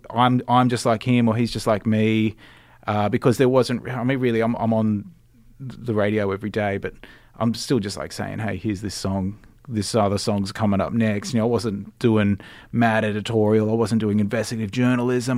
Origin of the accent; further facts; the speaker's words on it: Cronulla, New South Wales, Australia; also born or lived in London; I grew up in sunny Cronulla. I still live there too.